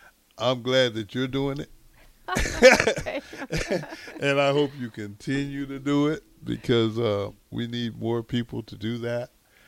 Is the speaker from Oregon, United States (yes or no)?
no; Texas, United States; now in Omaha, United States; I'm originally from Texas